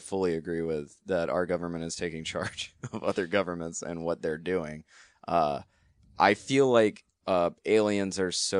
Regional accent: the South, United States; I mean, I'm from the South.

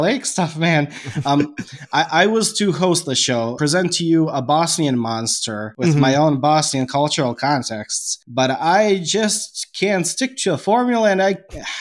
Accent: Serbia; I am Serbian, I am going to read it in a very Slavic Russian accent

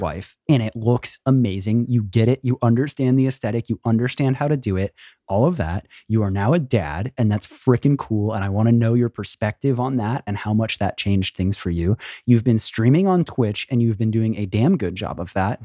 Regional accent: Florida, United States; I too grew up in Florida

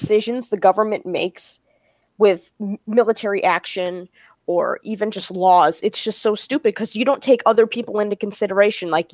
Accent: United States; I'm American

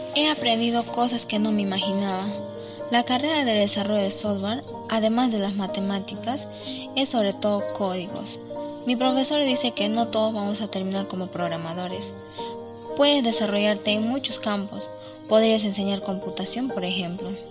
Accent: Boquerón, Ucayali, Peru; Soy de Boquerón, provincia de Padre Abad de Ucayali

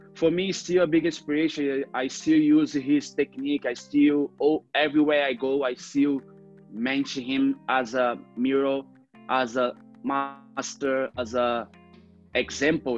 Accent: Rio de Janeiro, Brazil; English is a second language; I grew up in Cantagalo, you know, favela in Rio de Janeiro.

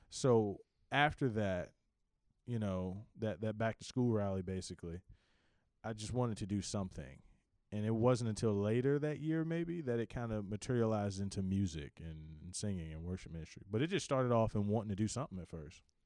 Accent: Richmond, Virginia, United States; I am from Richmond, Virginia, born and raised all my life.

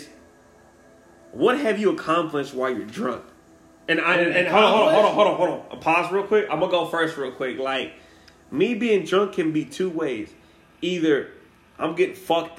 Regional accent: Wichita Falls, Texas, United States; moved away as an adult; from the 940, aka Wichita Falls, Texas. City boy, down to earth, from the hood though

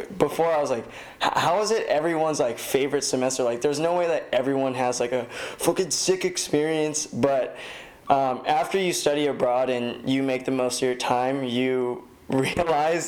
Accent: Torrance, California, United States; I grew up in Torrance and I go to school like at USC

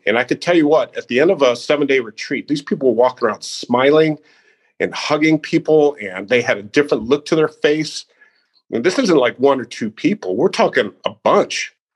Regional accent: Naperville, Illinois, United States; I grew up outside of Chicago uh, in Naperville, Illinois

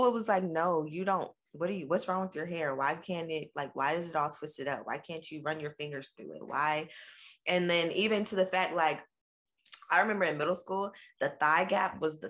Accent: Richmond, Virginia, United States; when I was in third grade and I was 8 years old, we moved from Virginia Beach area to Richmond

